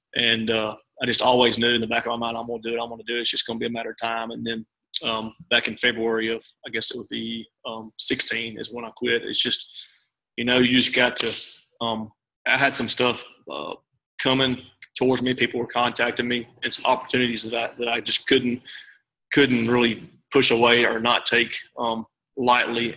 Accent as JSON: {"language": "English", "town": "Memphis", "region": "Tennessee", "country": "United States", "tie": "born or raised there", "moved": "as an adult", "lives_now": "Tupelo, United States", "said": "born and raised in Memphis"}